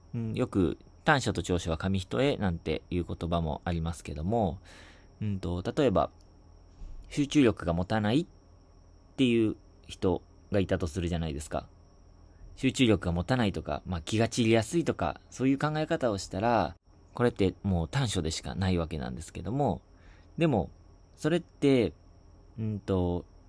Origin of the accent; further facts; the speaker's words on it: Shizuoka, Japan; 僕が受験した地元の静岡市の